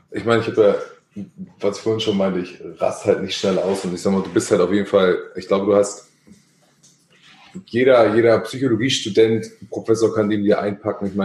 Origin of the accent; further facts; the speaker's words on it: Hamburg, Germany; Ja. Born and raised.